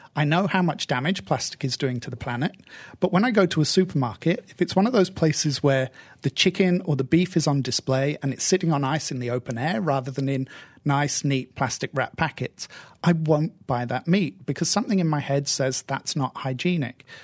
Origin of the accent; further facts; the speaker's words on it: United Kingdom; I'm stereotypically British